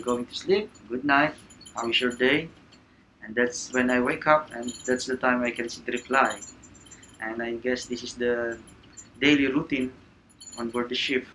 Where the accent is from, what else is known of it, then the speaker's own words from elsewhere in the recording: Manila, Metro Manila, Philippines; I'm from Manila, Philippines